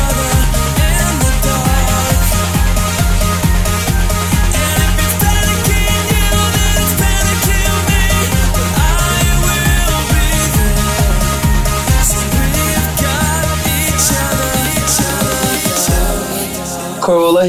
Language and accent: English; Brazil; we're producers from Brazil.